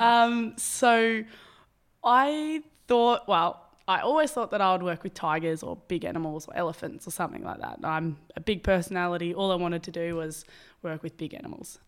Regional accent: Albury, New South Wales, Australia; moved away as an adult; now in Maroochydore, Australia; I'm from Albury

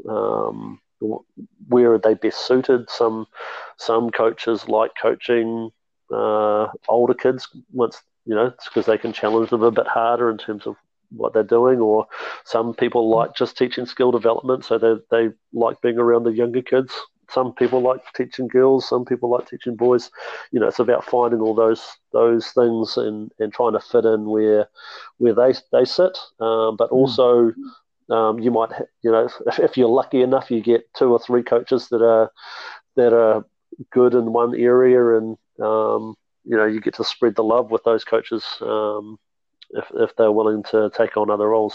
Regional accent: Mount Maunganui, Bay of Plenty, New Zealand; moved away as an adult; also born or lived in Hamilton / Auckland; now in Southland, New Zealand; originally I'm a Mount Maunganui boy. Um, so I grew up in Mount Maunganui

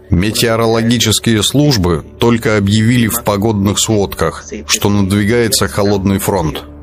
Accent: Puerto Barrios, Izabal, Guatemala; Я из Пуэрто-Барриос, Изабель, Гватемала, Центральная Америка.

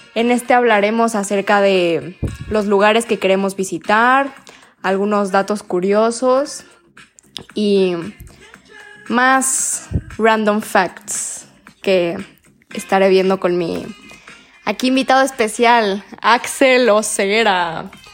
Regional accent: Mexico; como buen mexicano

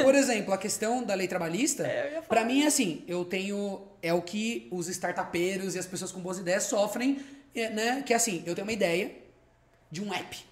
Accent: Socorro, São Paulo, Brazil; eu sou de uma cidade hoteleira, né, uma cidade turística, e aí a gente pegou um terreno que a gente tinha lá de três mil metros, começou a transformar numa pousada, que virou um hotel

